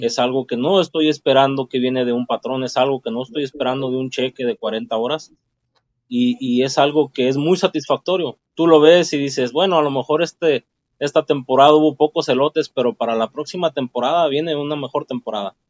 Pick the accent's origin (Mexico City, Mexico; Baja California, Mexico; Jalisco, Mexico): Jalisco, Mexico; Ciudad Guzmán; moved away as an adult; also born or lived in Utah; now in Los Angeles, United States; Puedo decir que soy mexicano del estado de Jalisco